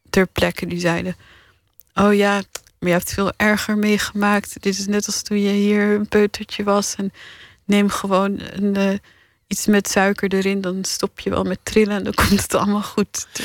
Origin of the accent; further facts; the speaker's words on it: Paris, Île-de-France, France; born there; ik werd geboren in Parijs omdat mijn vader toen een half jaar namens de partij aan de beurt was om te lobbyen in Europa.